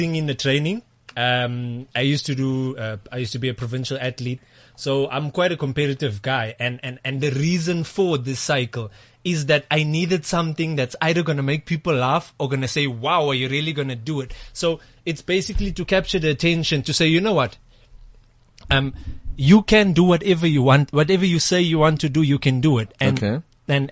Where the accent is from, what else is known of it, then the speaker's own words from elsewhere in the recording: Eastern Cape, South Africa; moved away; I come from the Eastern Cape